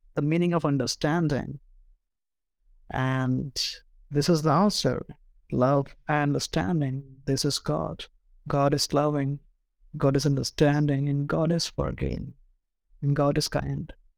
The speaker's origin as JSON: {"language": "English", "country": "India", "said": "I'm from India"}